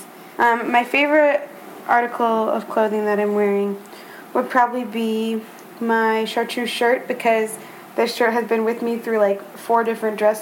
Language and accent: English; Omaha, Nebraska, United States; I'm from Omaha, Nebraska.